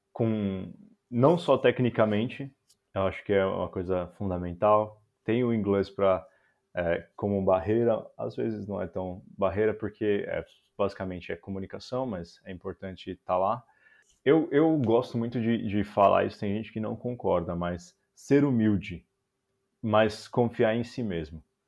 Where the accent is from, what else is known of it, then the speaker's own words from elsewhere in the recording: São Paulo, Brazil; moved away as an adult; also born or lived in Florianópolis, Brazil / Goiânia, Brazil; now in Amsterdam, Netherlands; eu sou de São Paulo